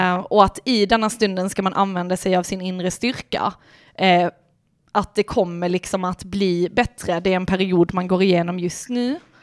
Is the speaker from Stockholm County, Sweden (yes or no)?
no; Lund, Skåne, Sweden; accent: Lund dialect; also born or lived in Malmö; Jag är ju från Malmö ursprungligen men sen flyttade vi till Lund och då kom ju du... Lundadialekten in direkt